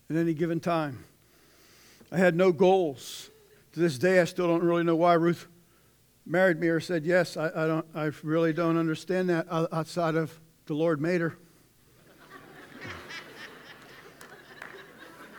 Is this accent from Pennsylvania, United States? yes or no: yes; Pittsburgh, Pennsylvania, United States; moved away as an adult; now in Zanesville, United States; I'm from Pittsburgh.